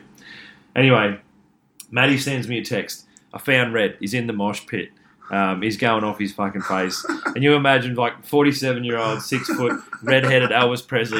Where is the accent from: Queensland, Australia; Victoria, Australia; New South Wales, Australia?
New South Wales, Australia; Cobar; I'm from Cobar